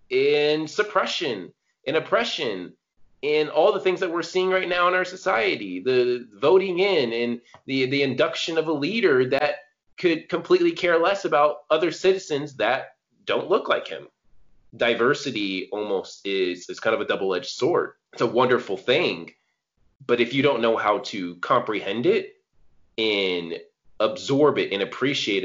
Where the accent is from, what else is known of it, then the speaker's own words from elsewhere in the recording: California, United States; I was born in California. I grew up around like a lot of Latino people, a lot of Asian people.